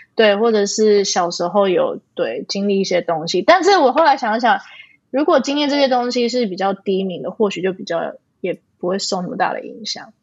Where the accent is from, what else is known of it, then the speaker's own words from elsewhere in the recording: Canada; moved away; also born or lived in Taiwan; 我们可能在国外长大